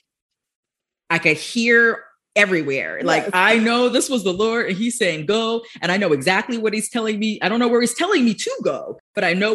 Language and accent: English; Florida, United States; born and raised in Florida